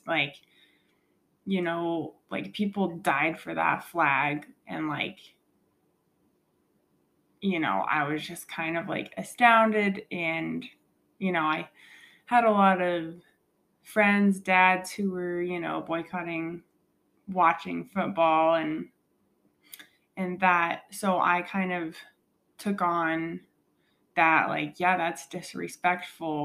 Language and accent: English; Colorado, United States; I grew up with my sister in Colorado